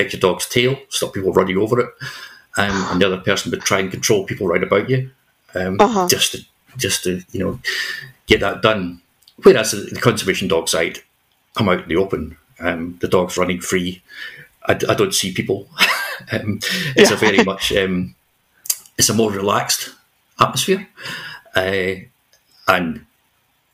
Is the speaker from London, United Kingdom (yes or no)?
no; Scotland, United Kingdom; moved away; also born or lived in New Zealand; here in Scotland, in my home country